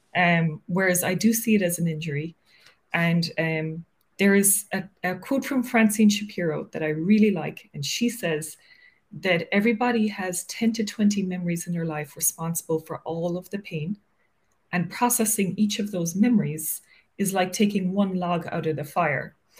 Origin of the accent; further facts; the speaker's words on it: Cork, Munster, Ireland; moved away as an adult; also born or lived in Dublin, Ireland / Wicklow, Ireland; now in New York, United States; I grew up in Cork